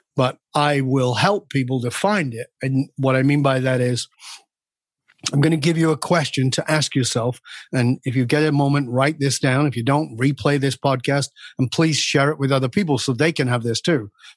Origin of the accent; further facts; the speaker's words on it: the north of England, United Kingdom; moved away; I was born in Northern England in a ghetto surrounded by violence and crime and addiction.